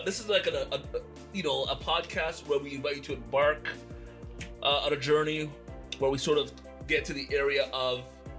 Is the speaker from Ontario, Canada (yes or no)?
yes; Whitby, Ontario, Canada; also born or lived in Toronto; I'm born in Toronto, but raised in the wonderful streets of Whitby, Ontario. North Whitby.